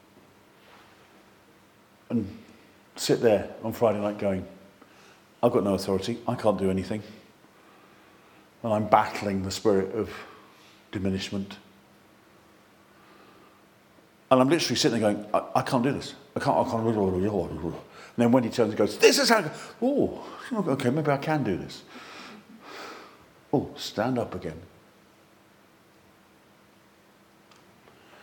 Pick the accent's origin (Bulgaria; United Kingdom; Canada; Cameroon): United Kingdom; England; we're flipping English